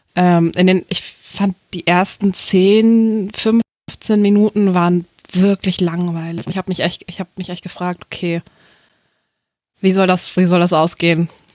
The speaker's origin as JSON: {"language": "German", "town": "Hanover", "region": "Lower Saxony", "country": "Germany", "said": "Ich komme aus Hannover"}